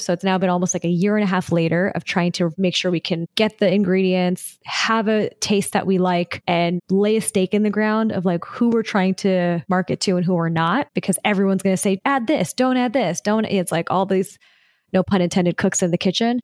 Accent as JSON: {"language": "English", "region": "Southern California", "country": "United States", "tie": "born or raised there", "said": "I was born and raised in Southern California"}